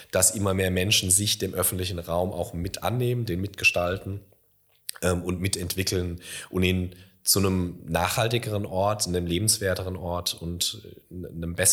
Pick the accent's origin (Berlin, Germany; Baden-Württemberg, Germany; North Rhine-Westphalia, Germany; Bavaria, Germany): Baden-Württemberg, Germany; Karlsruhe; now in Mannheim, Germany; ich komme ursprünglich aus der Karlsruher Gegend und als ich hierher gezogen bin, habe ich also Beileidsbekundungen gekriegt. So, ah ja, nach Mannheim, ja.